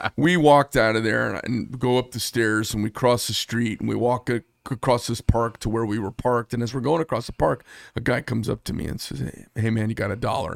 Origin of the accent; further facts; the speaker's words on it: Paradise Valley, Arizona, United States; moved away; I grew up in Paradise Valley